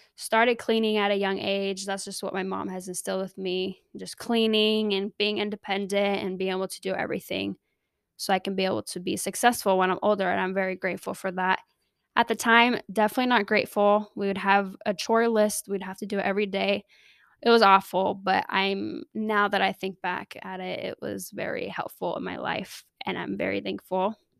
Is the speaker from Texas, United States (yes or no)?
no; Riverside, California, United States; moved away as an adult; also born or lived in Salt Lake City, Utah; my parents moved down to California, Southern California, L A area, and I lived there ever since I moved out of the house at eighteen